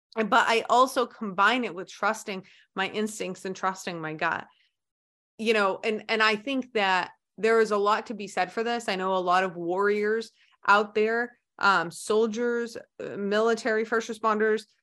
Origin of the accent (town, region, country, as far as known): United States